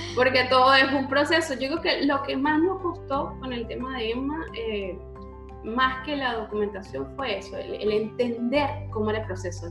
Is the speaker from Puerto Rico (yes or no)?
no; Venezuela; moved away as an adult; now in Argentina; en Venezuela, en mi país